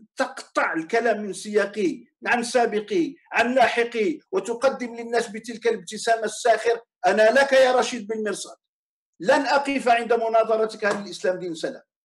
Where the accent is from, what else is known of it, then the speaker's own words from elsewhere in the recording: Morocco; عندنا في المغرب